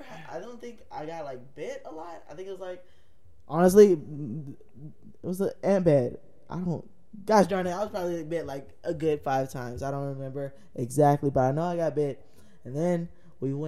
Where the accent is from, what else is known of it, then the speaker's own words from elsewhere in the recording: United States; I grew up in Third Ward